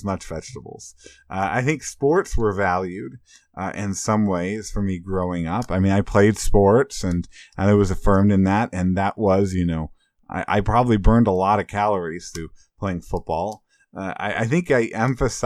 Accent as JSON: {"language": "English", "region": "Illinois", "country": "United States", "tie": "born or raised there", "said": "I grew up in Illinois"}